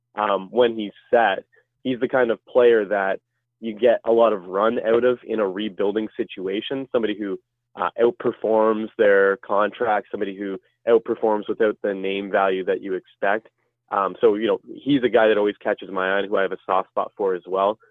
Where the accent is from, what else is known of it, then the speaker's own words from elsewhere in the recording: Ottawa, Ontario, Canada; I'm from the Ottawa area